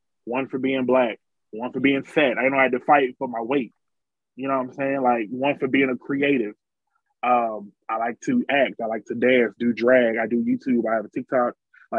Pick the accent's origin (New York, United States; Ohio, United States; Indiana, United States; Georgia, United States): Georgia, United States; Atlanta; I love Atlanta. I'm from Atlanta. Bankheads on one.